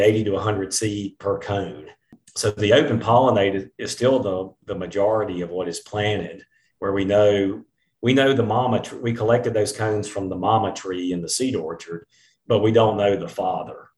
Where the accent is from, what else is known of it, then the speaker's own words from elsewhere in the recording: eastern Mississippi, United States; when I was growing up in Mississippi, I on some of our land in eastern Mississippi